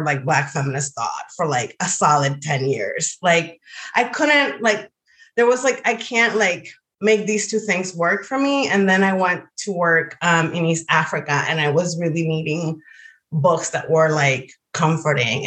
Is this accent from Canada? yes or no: no; Dominican Republic; moved away as an adult; I grew up in the DR. I grew up in the Dominican Republic. I was down until I was 23, and I did all of my schooling through college there.